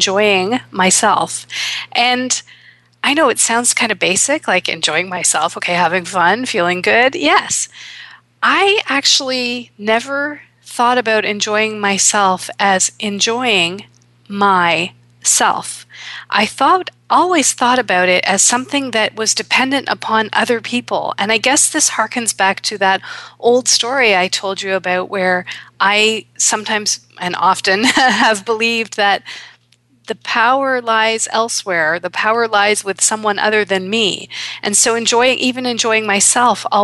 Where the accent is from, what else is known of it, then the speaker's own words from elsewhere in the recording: Toronto, Ontario, Canada; in Toronto, here in my hometown